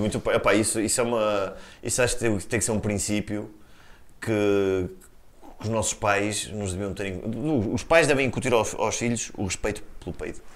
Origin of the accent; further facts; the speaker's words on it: Portugal; como portugueses